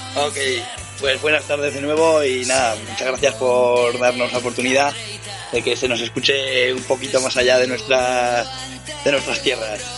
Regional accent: Ribera de Navarra, Navarre, Spain; somos un grupo eh, de la Ribera de Navarra

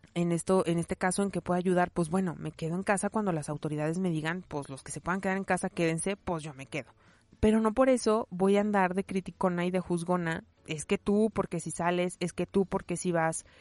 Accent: León, Guanajuato, Mexico; yo nací en México, nací en León, Guanajuato, nací en 1984

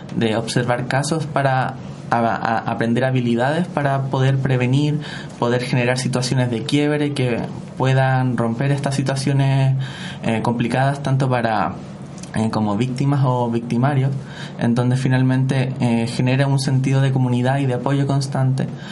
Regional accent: Santiago, Santiago Metropolitan Region, Chile; soy de Santiago, vivo en la comuna de Ñuñoa.

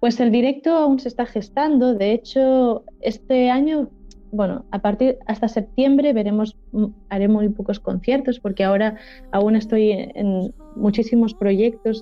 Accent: Valencian Community, Spain; first language Valencian; Spanish is a second language; estoy hablando mucho en valenciano, que es mi lengua materna

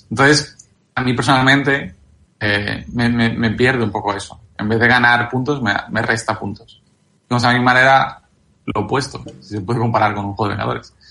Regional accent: Galicia, Spain; Y, de hecho, yo soy gallego

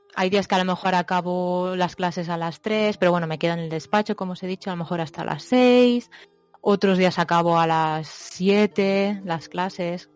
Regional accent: Spain; now in Japan; cuando vivía en España

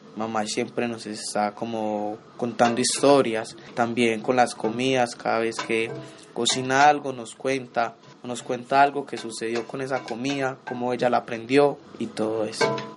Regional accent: Antioquia, Colombia; born or raised there; also born or lived in Chocó (ancestry)

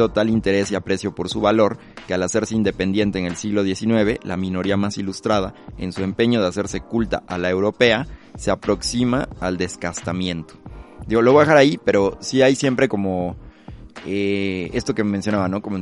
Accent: Mexico; algo muy mexicano que nos caracteriza

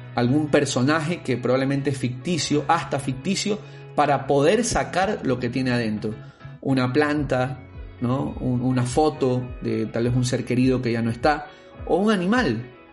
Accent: Guayaquil, Guayas, Ecuador; also born or lived in Quito; con 25 años viviendo en Guayaquil en ese momento, siendo yo guayaquileño, aquí están mis amigos, mi familia

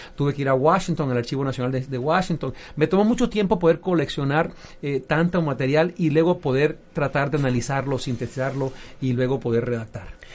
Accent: Venezuela; moved away; also born or lived in United States; siendo venezolano en Estados Unidos

